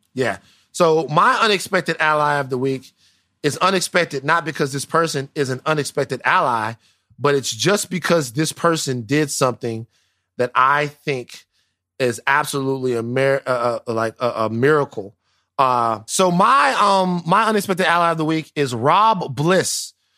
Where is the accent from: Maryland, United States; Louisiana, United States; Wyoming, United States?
Louisiana, United States; South; I am from South Louisiana.